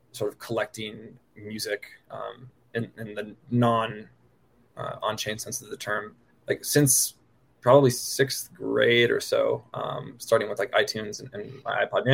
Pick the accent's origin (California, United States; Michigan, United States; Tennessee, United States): California, United States; the Bay Area; moved away as an adult; also born or lived in Boston; now in Denver, United States; I grew up in the Bay Area and then went to college in Boston and currently based in Denver